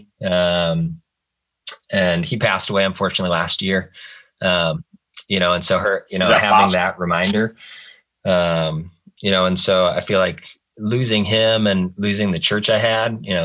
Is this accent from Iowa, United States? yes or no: yes; Clay County, Iowa, United States; back in my hometown and serve